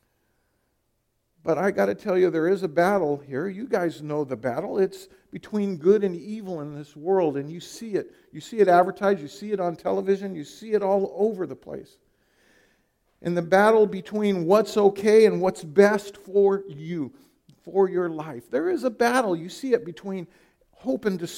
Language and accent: English; California, United States; moved away as an adult; now in Iowa, United States; I'm from California